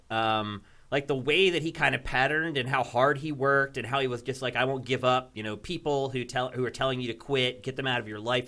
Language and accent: English; Philadelphia, Pennsylvania, United States; moved away as an adult; I'm from Philadelphia